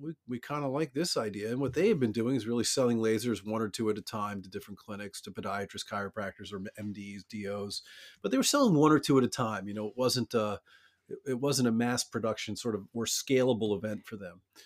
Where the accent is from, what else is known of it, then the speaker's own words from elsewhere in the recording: Baltimore, Maryland, United States; I grew up in Baltimore